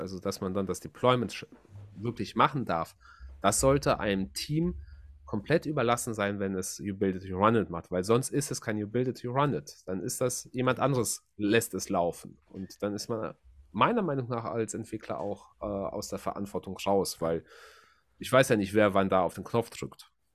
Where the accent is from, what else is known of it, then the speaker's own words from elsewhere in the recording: Germany; Bei uns in Deutschland